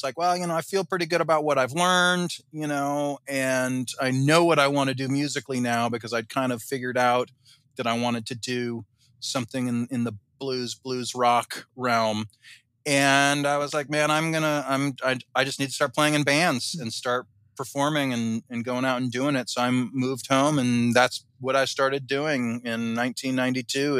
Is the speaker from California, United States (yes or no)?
yes; Southern California, United States; also born or lived in Boston; I grew up in Southern California